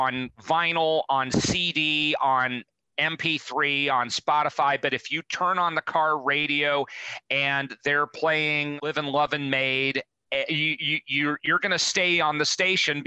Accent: Cincinnati, Ohio, United States; my hometown of Cincinnati

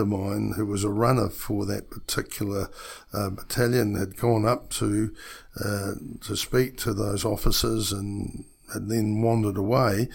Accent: New Zealand; as a New Zealander

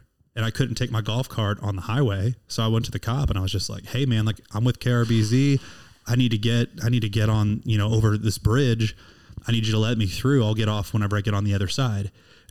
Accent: Houston, Texas, United States; You know, you all know I'm from Houston, and I'm looking for a Valentine in a couple days.

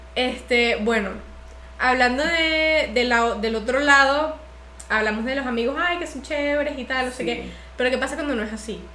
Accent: Venezuela; moved away as an adult; yo apenas terminé el colegio me, me mudé de Venezuela.

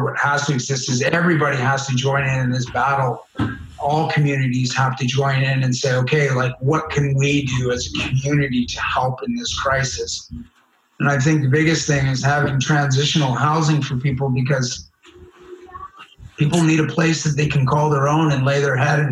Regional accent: Richmond, British Columbia, Canada; also born or lived in Vancouver; I grew up in Richmond. And how did I wind up in the downtown East Side of Vancouver?

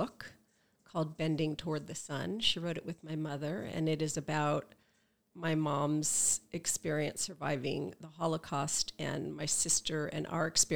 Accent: Los Angeles, California, United States; moved away as an adult; also born or lived in Oxford / New York City; now in Santa Barbara, United States; I grew up in the San Fernando Valley, and I went to Grant High School

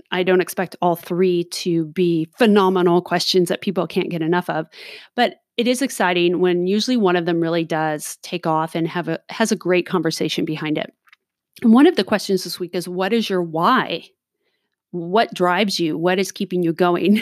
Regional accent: Southern California, United States; I was born and raised in Southern California

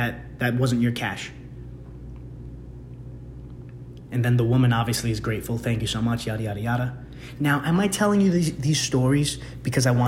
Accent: New York City, New York, United States; moved away; my hometown of the Bronx

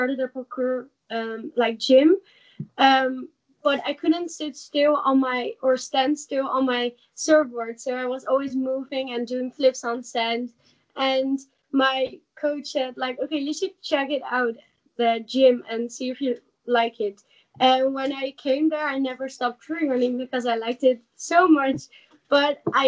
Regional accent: Netherlands; English is a second language; I'm from Holland.

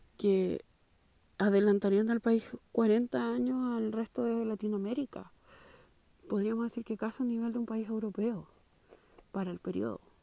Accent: San Miguel, Santiago Metropolitan Region, Chile; estudié y nací en San Miguel yo

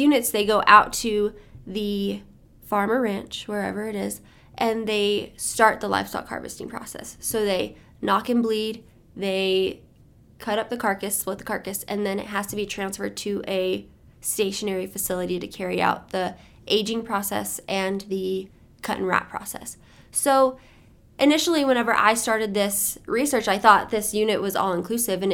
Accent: Las Cruces, New Mexico, United States; I am from Las Cruces.

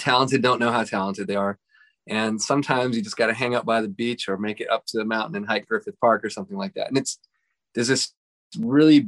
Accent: Montreal, Quebec, Canada; moved away as an adult; now in Pasadena, United States; I'm from Montreal.

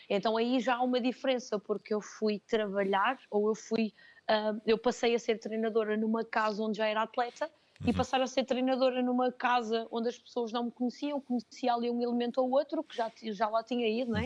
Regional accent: Penafiel, Norte, Portugal; also born or lived in Chaves; Mas em Penafiel, que é de onde eu sou, que é onde uhum. eu vivo

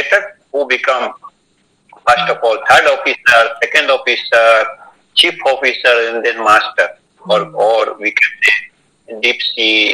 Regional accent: India; moved away as an adult; now in Ukraine; I came from India in 1992 to pursue a degree in Polytechnic University in software.

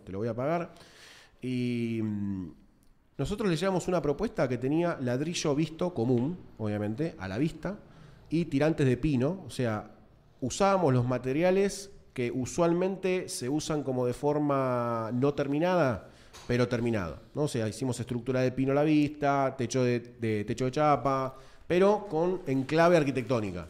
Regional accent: Buenos Aires, Argentina; yo soy de Matadero, Lugano

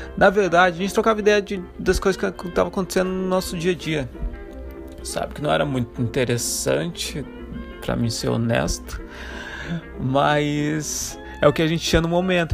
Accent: Santa Catarina, Brazil; moved away; also born or lived in Africa; Eu sou de Santa Catarina

